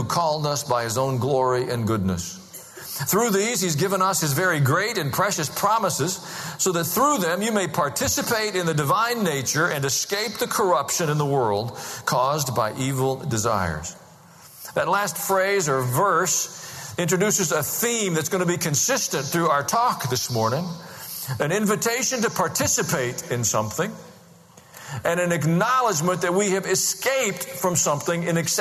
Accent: United States; also born or lived in Tennessee; I'm an American and I'm a Christian

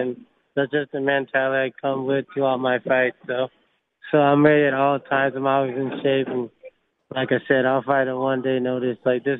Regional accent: Alabama, United States; Well, I grew up in Chicagoland, Alabama, so I lived with, like, 12 other people, like my uncles and cousins.

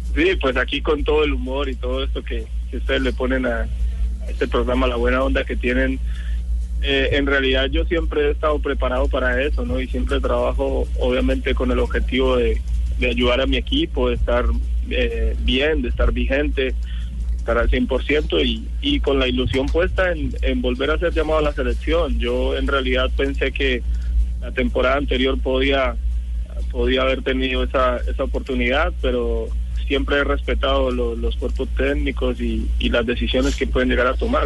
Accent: Colombia; moved away; somos colombianos

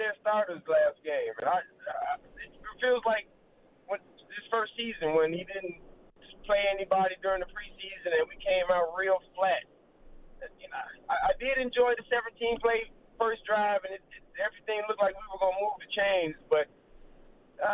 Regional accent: Chicago, Illinois, United States; I was born and raised in Chicago.

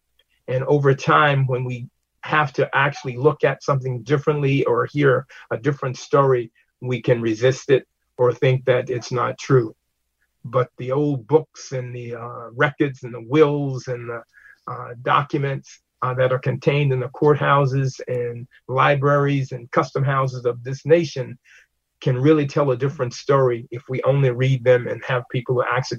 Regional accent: Mississippi, United States; now in New London, United States; And coming to New London, you know, growing up in Mississippi, that's a state that's relatively new.

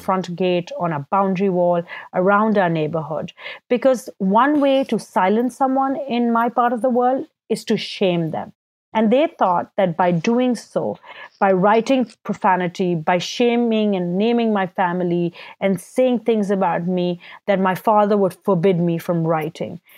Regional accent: Karachi, Sindh, Pakistan; I was born and raised in Karachi, Pakistan

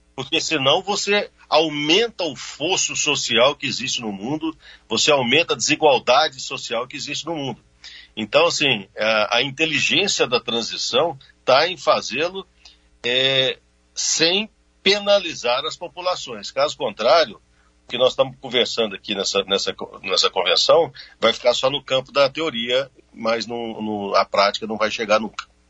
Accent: Brazil; Eu, como brasileiro

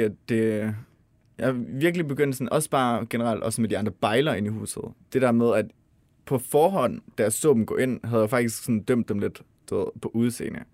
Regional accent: Denmark; vi som danskere

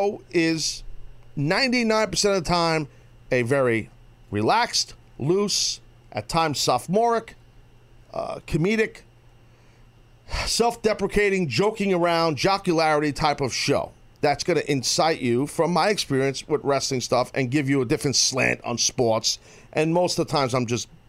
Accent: United States; as an American.

